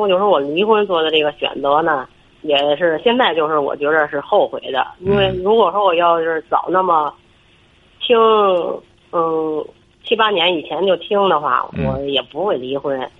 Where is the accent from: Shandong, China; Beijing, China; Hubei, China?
Beijing, China; 我是北京的。